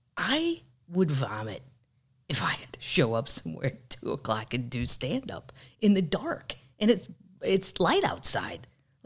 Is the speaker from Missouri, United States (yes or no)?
yes; Missouri, United States; I'm from Missouri, and there's a lot of good things about my state.